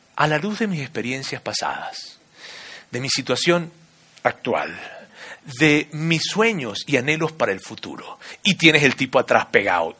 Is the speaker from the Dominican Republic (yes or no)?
no; Venezuela; now in Mexico City, Mexico; yo soy venezolano, de padres colombianos, de abuelo español